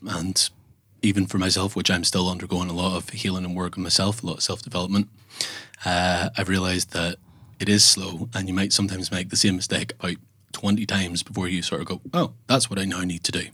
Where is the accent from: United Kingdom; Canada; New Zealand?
United Kingdom; Northern Ireland; I am from Northern Ireland